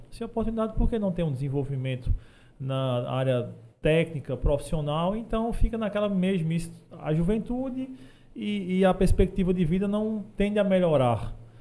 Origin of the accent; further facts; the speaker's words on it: sertão of Paraíba, Brazil; moved away; lá de onde eu vim, de, por exemplo, de Esterro